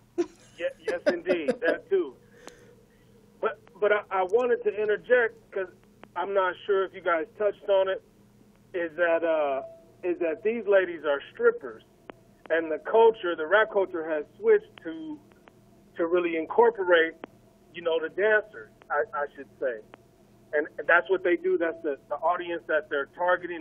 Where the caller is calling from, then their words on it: Las Vegas, Nevada, United States; I'm calling out of Vegas